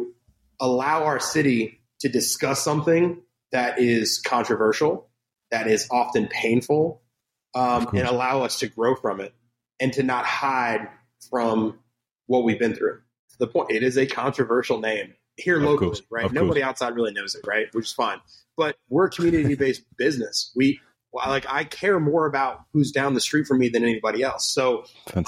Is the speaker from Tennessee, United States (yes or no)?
yes; Memphis, Tennessee, United States; now in St. Petersburg, United States; I grew up in Memphis, Tennessee